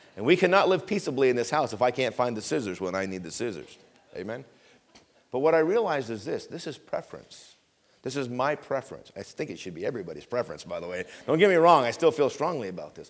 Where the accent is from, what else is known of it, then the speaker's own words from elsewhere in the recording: Vermont, United States; I grew up in Vermont